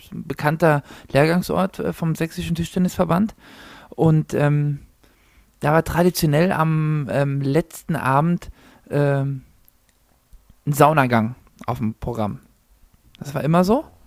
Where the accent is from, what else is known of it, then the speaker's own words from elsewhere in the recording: Zahna, Saxony-Anhalt, Germany; ich komme gebürtig aus Zahna